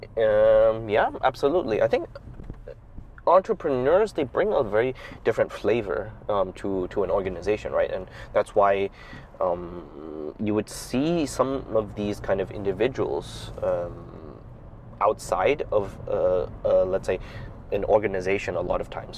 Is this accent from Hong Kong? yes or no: yes; Hong Kong; moved away as an adult; also born or lived in Taiwan / United States / Shanghai, China; now in China; I, I grew up in Hong Kong, and then my father is Shanghainese. Um, so I spent most of my time growing up in Hong Kong